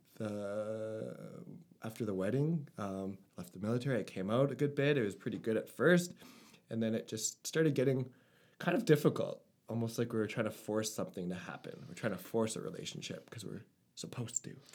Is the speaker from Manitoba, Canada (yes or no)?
yes; Winnipeg, Manitoba, Canada; moved away as an adult; also born or lived in Cold Lake, Alberta / Nova Scotia; I grew up in Winnipeg